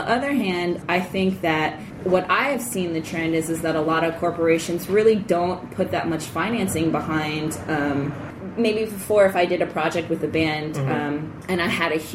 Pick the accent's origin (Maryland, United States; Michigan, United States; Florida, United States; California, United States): Maryland, United States; Baltimore; now in Los Angeles, United States; I grew up in Baltimore. I was born and raised in Baltimore.